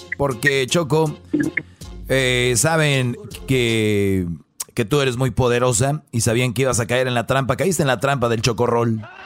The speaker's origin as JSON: {"language": "Spanish", "town": "Monterrey", "region": "Nuevo León", "country": "Mexico", "said": "somos los regios honrados"}